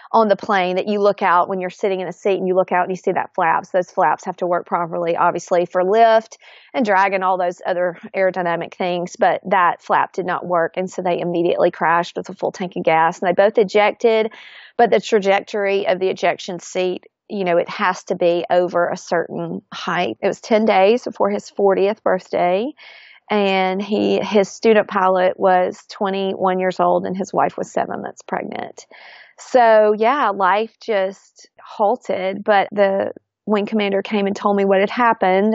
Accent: Florence, Alabama, United States; grew up, born and raised in Florence, Alabama, and had just an idyllic childhood

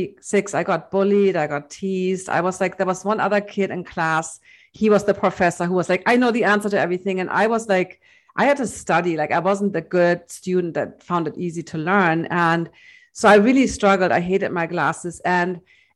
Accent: Hamburg, Germany; in my hometown in Hamburg

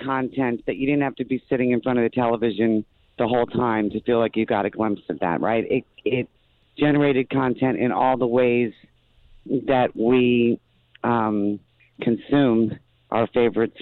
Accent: Morris County, New Jersey, United States; also born or lived in New York City; I was born in New York City and started in New York City, but have spent most of my life in Morris County, New Jersey

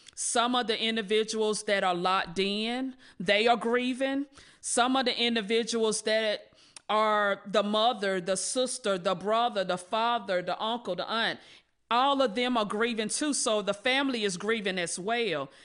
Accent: Rocky Mount, North Carolina, United States; I was born and raised in Rocky Mountain, North Carolina.

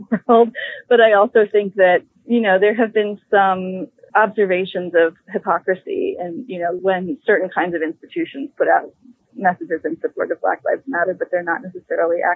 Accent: Chicago, Illinois, United States; Born and raised in Chicago, born on the South Side and the South Shore neighborhood

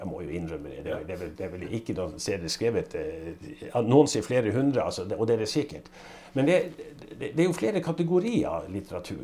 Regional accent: Northern Norway, Norway; Jeg er jo nordlending

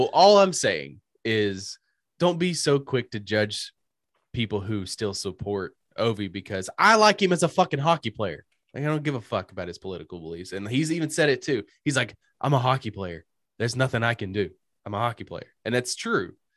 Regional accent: United States; as an American citizen

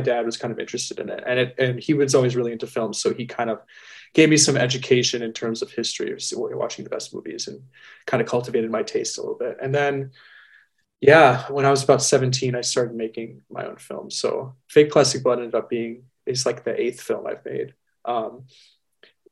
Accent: United States; I am American

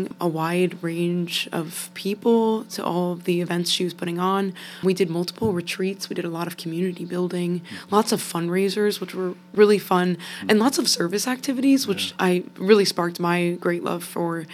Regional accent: Ashtabula, Ohio, United States; also born or lived in North Canton, Ohio; I'm originally from Ashtabula, Ohio

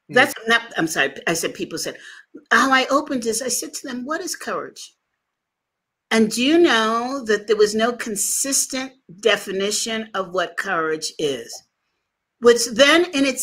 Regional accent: New York, United States; I'm a New Yorker.

